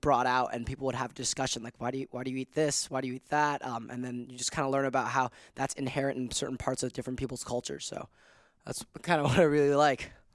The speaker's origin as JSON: {"language": "English", "country": "Hong Kong", "tie": "born or raised there", "moved": "as an adult", "lives_now": "United States", "said": "born and raised in Hong Kong, so I am an international student."}